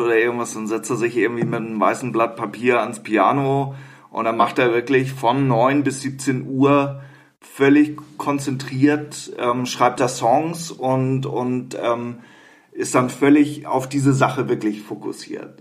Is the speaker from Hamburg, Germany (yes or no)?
yes; Hamburg, Germany; als Hamburger